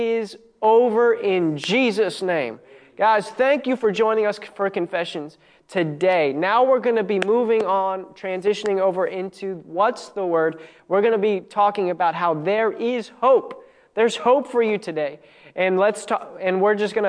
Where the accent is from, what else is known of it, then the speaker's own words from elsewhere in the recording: Maryland, United States; I grew up in Maryland